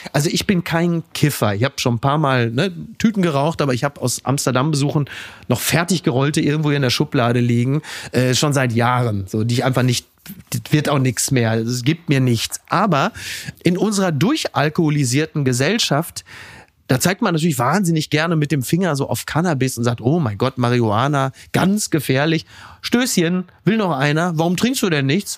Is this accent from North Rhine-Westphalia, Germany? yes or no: yes; Castrop-Rauxel, North Rhine-Westphalia, Germany; meiner Heimat Kassel Brauxel